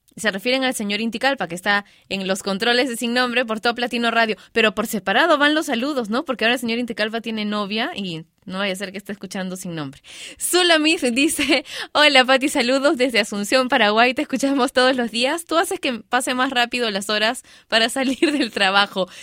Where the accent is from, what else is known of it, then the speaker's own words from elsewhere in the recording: Peru; mi país, Perú